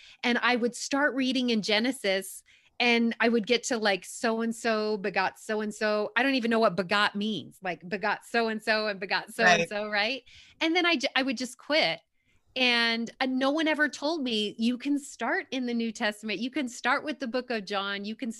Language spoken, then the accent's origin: English; New York, United States; I'm from New York originally, so I kind of like that, tell it like it is, but just really real.